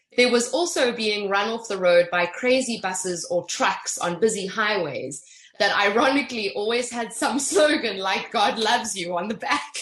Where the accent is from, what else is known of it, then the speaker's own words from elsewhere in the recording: Johannesburg, Gauteng, South Africa; I'm not from Cape Town, I'm from Joburg, but I'm very familiar with Cape Town